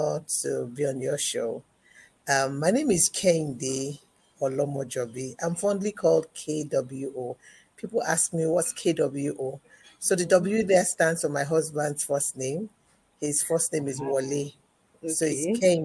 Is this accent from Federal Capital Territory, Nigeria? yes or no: no; Ibadan, Oyo, Nigeria; I grew up with an intellectual background, both in the home and the society that I grew up in the University of Ibadan